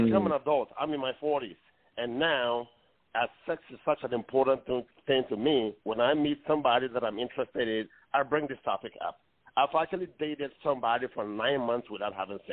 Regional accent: Ghana; moved away; as an African, I was born in Ghana

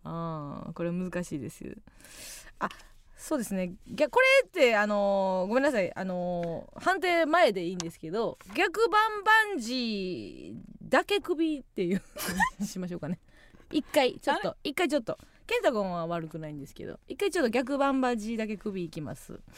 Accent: Kansai, Osaka, Japan; 今一度地元大阪・関西での知名度を上げるべく

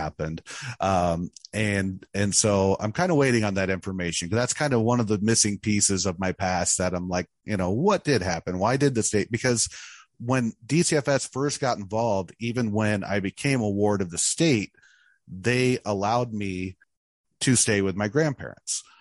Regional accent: Mackinaw, Illinois, United States; also born or lived in Danville, Illinois; I was born in Danville, Illinois, uh, which is kind of on the Indiana border. And I was raised in Mackinac, Illinois, which is kind of central Illinois

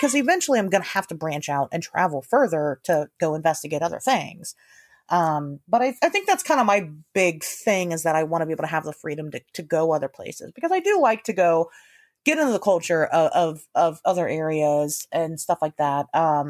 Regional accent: Ohio, United States; I've grown up in the big cities in Ohio. So, you know, I'm not from the rural, you know, yes, I'm from Ohio, but I'm not from, you know, the middle of fucking nowhere, you know, where nobody's, I've always been in the big city.

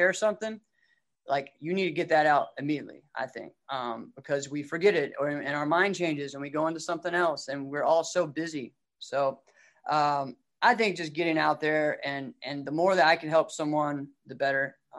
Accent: Rustburg, Virginia, United States; I was down close to Bear Creek. I was Red House Road.

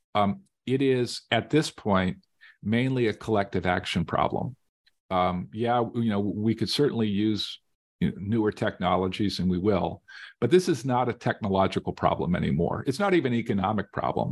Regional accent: Las Vegas, Nevada, United States; I grew up in Las Vegas

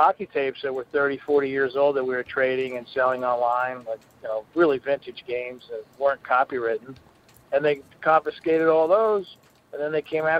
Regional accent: Philadelphia, Pennsylvania, United States; We're just stubborn Irish. We're not getting in from Philadelphia. We grew up, if somebody punches you in the face in the schoolyard

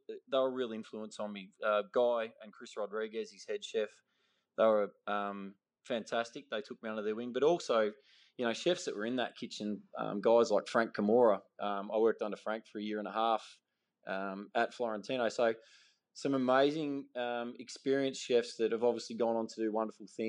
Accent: Ballarat, Victoria, Australia; I grew up in Western Victoria, in Ballarat.

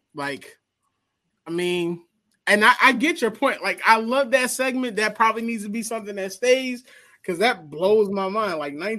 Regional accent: Philadelphia, Pennsylvania, United States

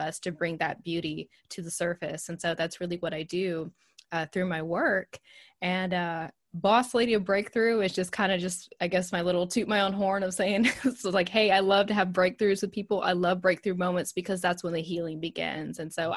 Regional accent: Texas, United States; accent: Southern; I'm from Texas.

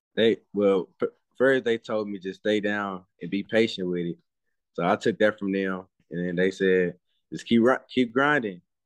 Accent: Dallas, Texas, United States; I'm from Dallas, Texas

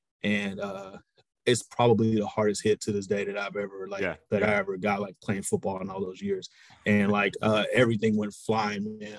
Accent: Baytown, Texas, United States; But man, Baytown is a great place to grow up back then, you know, late 80s

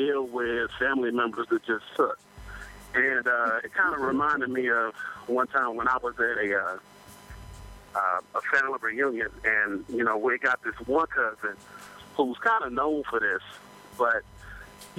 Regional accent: Lawton, Oklahoma, United States; now in Columbus, United States; I'm originally from Lawton, Oklahoma, but I'm currently stuck up here in cold Columbus, Ohio.

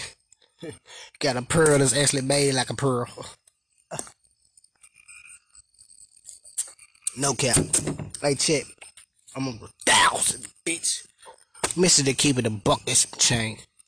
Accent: Memphis, Tennessee, United States; I'm from Now Memphis

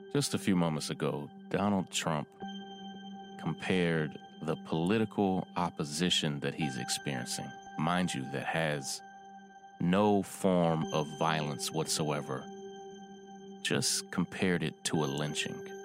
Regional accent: Versailles, Kentucky, United States; my hometown where I grew up in Versailles, Kentucky

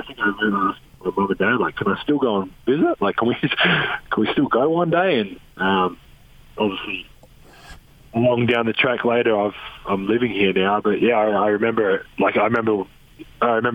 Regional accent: Australia; now in United States; I'm Australian

